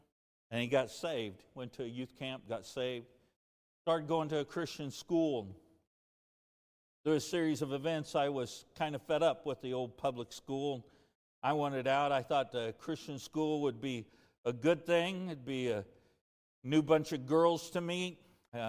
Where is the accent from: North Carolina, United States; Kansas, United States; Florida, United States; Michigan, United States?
Kansas, United States; De Soto; I grew up in DeSoto, Kansas